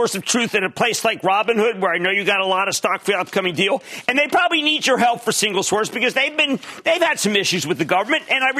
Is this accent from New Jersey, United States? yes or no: yes; New Jersey, United States; Let's go to Kevin in my home state of New Jersey. I have a lot of home states.